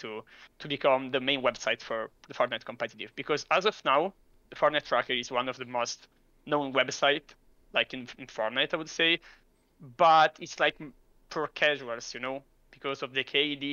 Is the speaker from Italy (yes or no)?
yes; Italy; I'm from Italy.